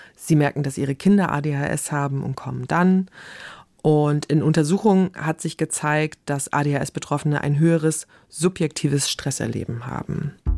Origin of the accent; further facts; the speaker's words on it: Germany; Bei uns in Deutschland